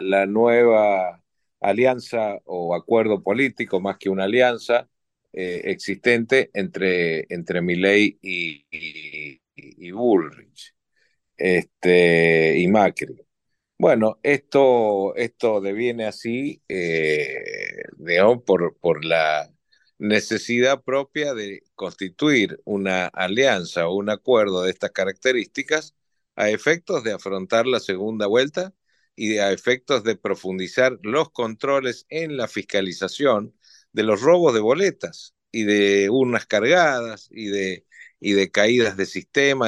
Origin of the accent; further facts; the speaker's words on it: Argentina; como argentino